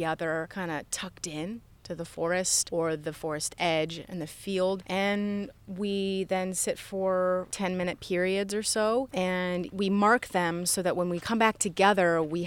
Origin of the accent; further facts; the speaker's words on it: Yellow Springs, Ohio, United States; I grew up here